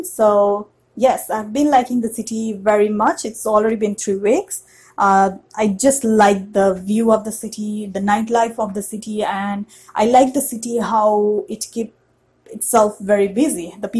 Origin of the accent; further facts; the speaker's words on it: Nepal; moved away as an adult; now in New York, United States; So coming from a very South Asian context, that is from Nepal